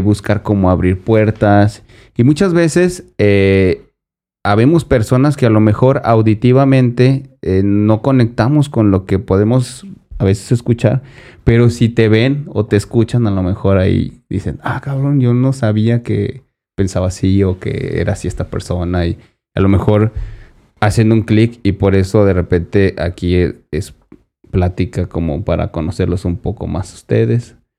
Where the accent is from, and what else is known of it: Mexico; born or raised there